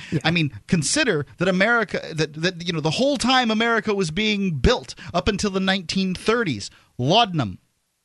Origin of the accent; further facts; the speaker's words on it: Florida, United States; moved away; I'm from Florida